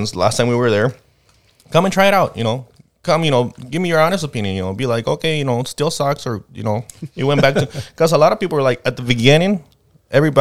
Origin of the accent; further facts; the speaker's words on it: Jalisco, Mexico; also born or lived in Michoacán; now in United States; I was born actually in Jalisco, which is their neighbor states, but I actually live in a town that it's, if you have to go to Jalisco, you have to drive into Michoacán.